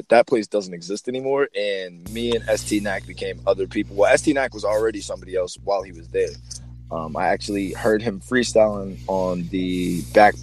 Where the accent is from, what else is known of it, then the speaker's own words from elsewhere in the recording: Beverly, Massachusetts, United States; I'm from Beverly